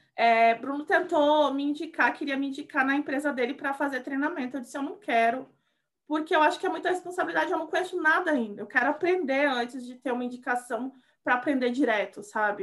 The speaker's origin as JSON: {"language": "Portuguese", "region": "Rio Grande do Sul", "country": "Brazil", "also_born_or_lived": "Salvador, Bahia", "moved": "as an adult", "said": "eu sou do Rio Grande do Sul, é, mas eu fiquei muitos anos na Bahia, em Salvador."}